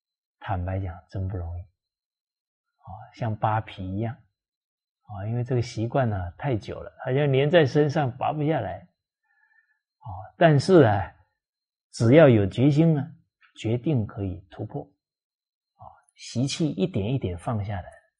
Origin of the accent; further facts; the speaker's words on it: Fujian, China; 像我是这个闽南啊，福建人啊，闽南人啊，我们闽南话里面方方面面的教导可多了。